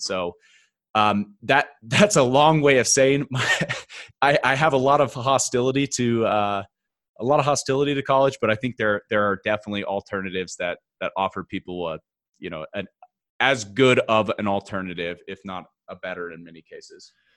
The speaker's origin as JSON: {"language": "English", "region": "Oklahoma", "country": "United States", "tie": "born or raised there", "moved": "yes", "lives_now": "Denver, United States", "said": "I'm originally from Oklahoma, small town, Midwest"}